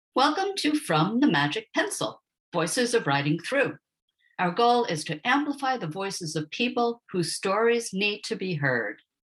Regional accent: United States; moved away as an adult; also born or lived in England; an American expat living in England, which I did for 26 years

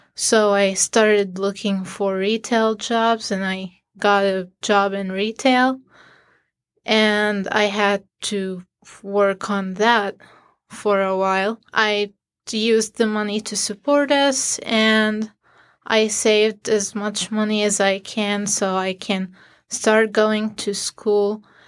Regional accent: Syria; moved away as an adult; now in Syracuse, United States; I'm from Syria

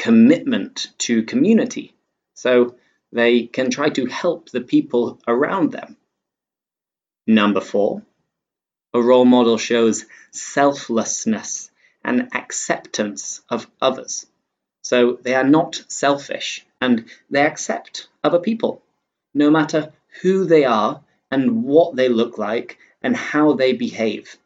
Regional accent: England, United Kingdom; I'm English

